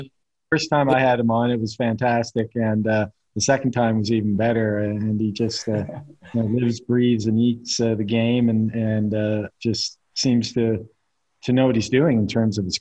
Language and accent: English; Eastern Canada, Canada; I mean, I'm from Eastern Canada, so we don't have any pro sports teams.